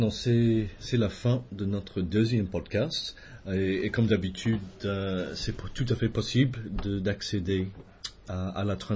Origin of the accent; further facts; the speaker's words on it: Australia; French is a second language; nous avons ici euh, en Australie